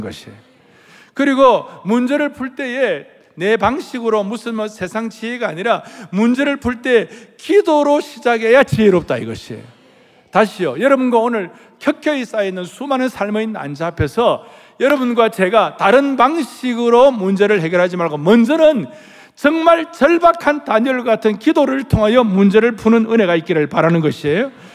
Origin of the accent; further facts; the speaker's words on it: South Korea